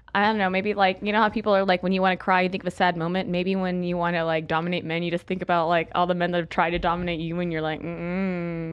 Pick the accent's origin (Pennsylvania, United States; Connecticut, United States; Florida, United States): Florida, United States; Pensacola; also born or lived in California; now in Arizona, United States; I'm from Florida, Pensacola, Florida